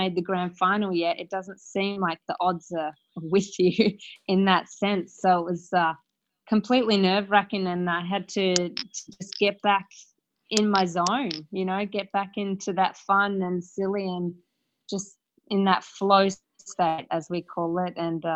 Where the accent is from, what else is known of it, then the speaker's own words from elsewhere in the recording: Perth, Western Australia, Australia; I'm from Perth, Australia